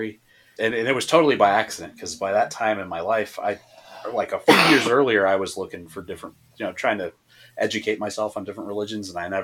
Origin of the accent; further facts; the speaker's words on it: Massachusetts, United States; also born or lived in Florida; now in Texas, United States; Well, I'm from Massachusetts originally, but I moved down to Florida after my father died and had spent most of my life in Florida, and now I'm in Texas.